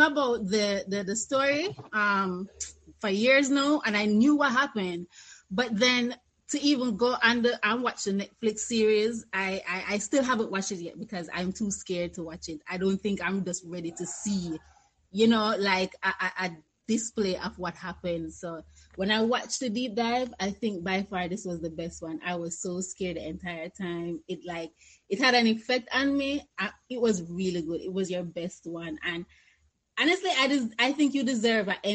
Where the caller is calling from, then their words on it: Jamaica; I'm calling in from Jamaica